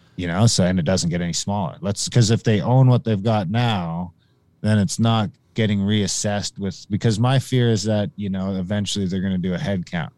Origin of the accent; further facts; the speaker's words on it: Pikangikum, Ontario, Canada; the reserve by my hometown, Pekingika